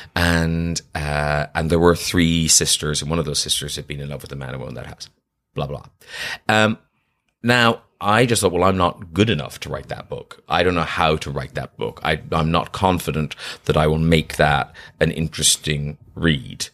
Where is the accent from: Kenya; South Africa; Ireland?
Ireland; now in London, United Kingdom; that was my kind of experience growing up in Ireland, was I was a bit of an outsider